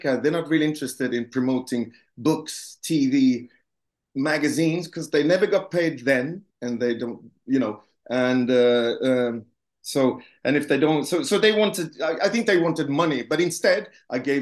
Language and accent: English; Gothenburg, Västra Götaland, Sweden; Gothenburg, my hometown.